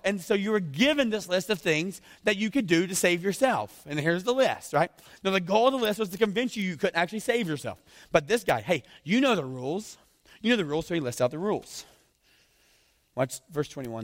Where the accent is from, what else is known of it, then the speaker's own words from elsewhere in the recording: the South, United States; accent: southern; moved away; I'm from the South